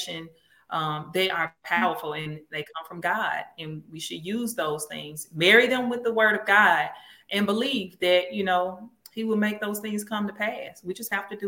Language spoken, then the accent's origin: English; Mississippi, United States; I'm from Mississippi, so this is the birthplace of America's music.